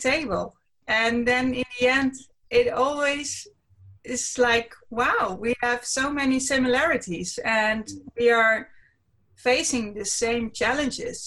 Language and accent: English; Netherlands; English is a second language; I'm from the Netherlands. I live in a city near Amsterdam. The city is called Almere.